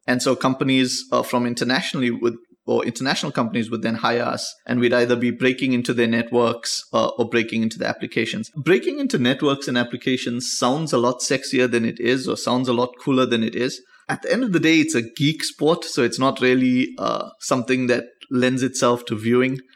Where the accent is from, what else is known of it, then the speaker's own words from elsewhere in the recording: South Africa; South Africa is pretty perfect. Like, it, it was perfect, so it had its issues. But, I mean, it, it was an interesting time for us to grow up